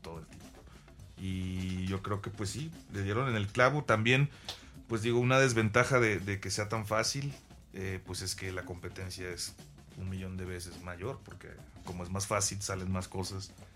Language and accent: Spanish; Veracruz, Mexico; yo soy de Veracruz